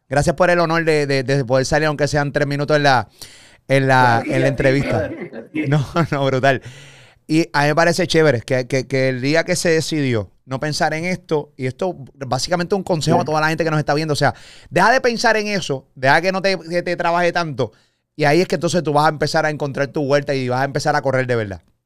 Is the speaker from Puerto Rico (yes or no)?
yes; Puerto Rico; Yo soy puertorriqueño